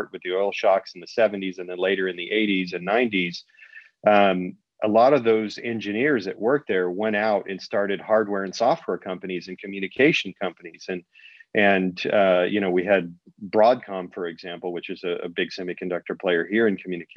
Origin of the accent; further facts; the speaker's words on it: Huntington Beach, California, United States; I was growing up in Huntington Beach and Found Valley area